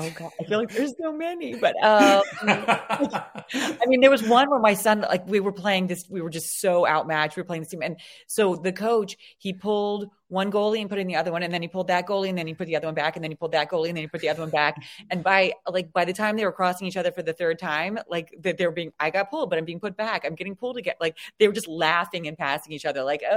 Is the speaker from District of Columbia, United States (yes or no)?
yes; Washington, District of Columbia, United States; And we're from Washington, D.C. area.